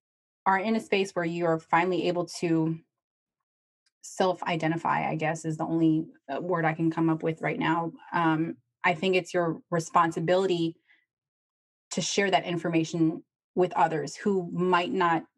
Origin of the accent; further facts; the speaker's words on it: Chile; I'm from Chile